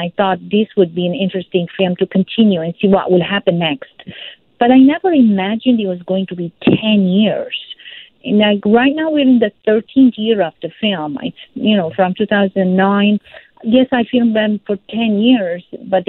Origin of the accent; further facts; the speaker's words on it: Lebanon; also born or lived in Syria; now in Toronto, Canada; I felt this tension growing up in Lebanon